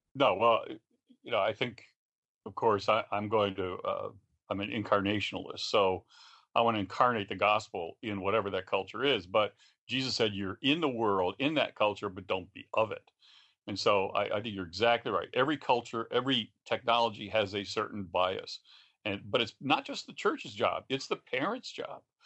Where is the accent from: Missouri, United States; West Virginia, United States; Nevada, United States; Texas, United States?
West Virginia, United States; I'm from West Virginia